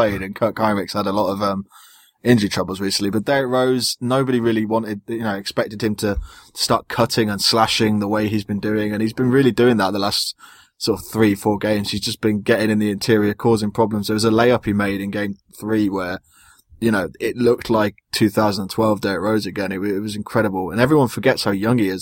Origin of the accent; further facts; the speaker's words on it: United Kingdom; being British